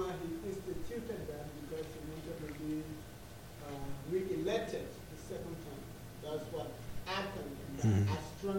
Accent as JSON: {"language": "English", "country": "Liberia"}